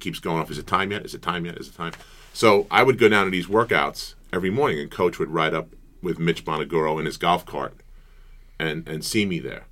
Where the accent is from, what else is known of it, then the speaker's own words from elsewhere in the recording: Brentwood, New York, United States; where I came from uh, in Brentwood, it was a very big uh, athletic community